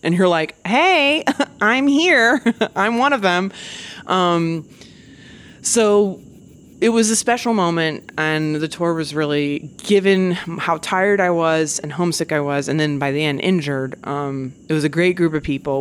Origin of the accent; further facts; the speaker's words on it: United States; I'm such an American